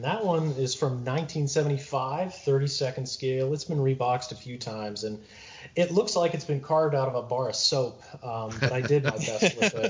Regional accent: Pittsburgh, Pennsylvania, United States; I'm from the Pittsburgh area

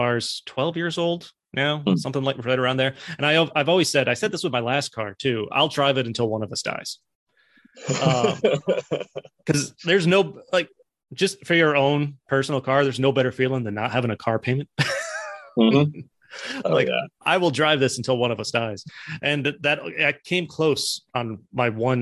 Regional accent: New York, United States; also born or lived in South Carolina; I lived in South Carolina for a while and I'd say I'm from New York

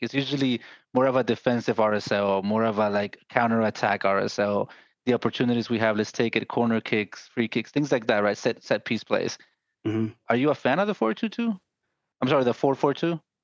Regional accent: Guatemala; I'm from Guatemala.

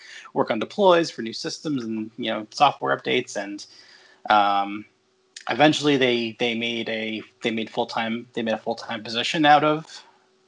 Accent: Long Island, New York, United States; I'm from Long Island, where I currently live

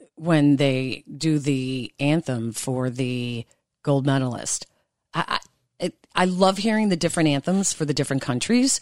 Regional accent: United States; being an American

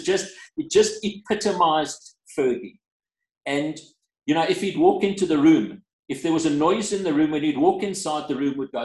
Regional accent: South Africa; I was from South Africa

